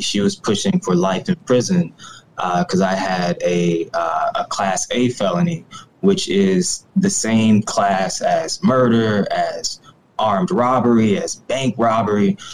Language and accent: English; Ferguson, Missouri, United States; I'm originally from the Ferguson, Missouri area of uh, North St. Louis